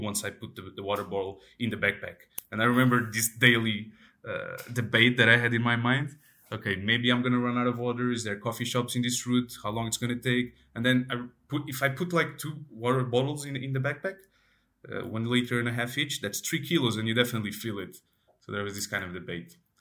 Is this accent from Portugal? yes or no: yes; Portugal; I am from Portugal, and I am from, uh, let's say, a rural area